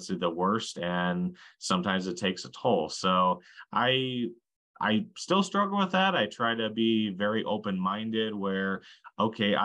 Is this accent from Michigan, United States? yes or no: no; Slayton, Minnesota, United States; my hometown of Slayton, Minnesota